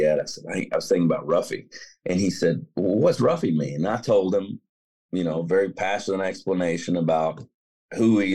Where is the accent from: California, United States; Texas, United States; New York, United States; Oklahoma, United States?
Texas, United States; North; I grew up in North Texas